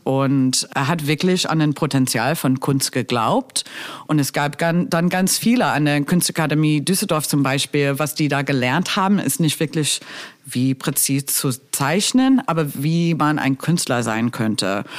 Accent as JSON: {"language": "German", "country": "United States", "also_born_or_lived": "Berlin", "second_language": "German", "moved": "as an adult", "said": "ich komme aus den U S"}